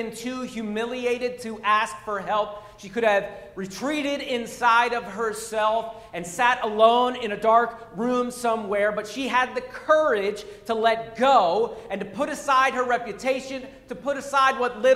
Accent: Pennsylvania, United States; moved away; I'm from Pennsylvania

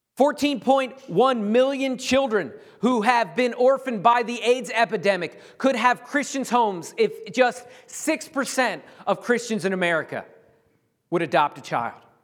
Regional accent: United States; being an American

